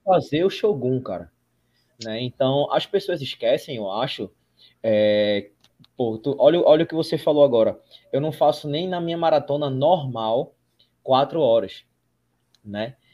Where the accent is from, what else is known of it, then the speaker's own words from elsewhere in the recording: Recife, Pernambuco, Brazil; Nós somos de Recife, Pernambuco